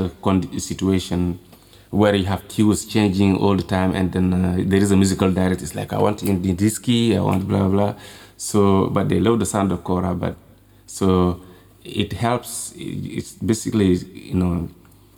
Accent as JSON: {"language": "English", "region": "Kolda", "country": "Senegal", "tie": "born or raised there", "said": "when I was growing up in Kolda"}